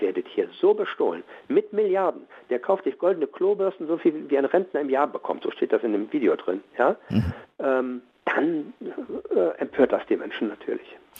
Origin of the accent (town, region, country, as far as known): Germany